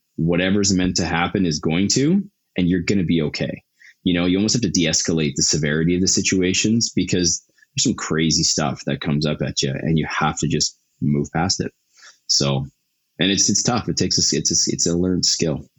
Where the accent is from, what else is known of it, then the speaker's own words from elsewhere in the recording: Calgary, Alberta, Canada; I'm born and raised Calgarian